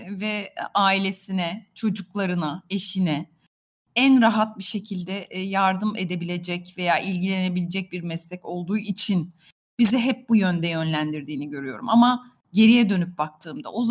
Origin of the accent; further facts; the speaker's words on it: İzmir, Turkey; born there; E, çok kısa bahsedeyim. 1979 İzmir doğumluyum.